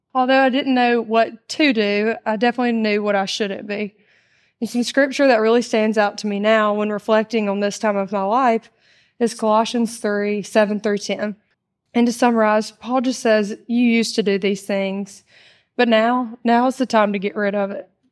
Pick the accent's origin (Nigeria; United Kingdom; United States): United States; Mississippi; I was raised here in Mississippi, um, just thirty minutes away